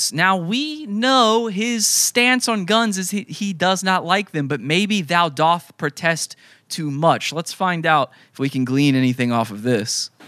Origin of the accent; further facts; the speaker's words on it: Santa Cruz, California, United States; I'm from Santa Cruz, and we had a murder years and years back.